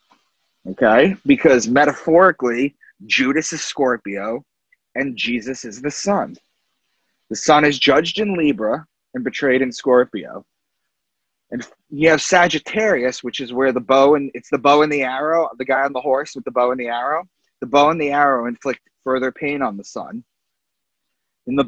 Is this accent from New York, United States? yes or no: yes; Long Island, New York, United States; I'm from Long Island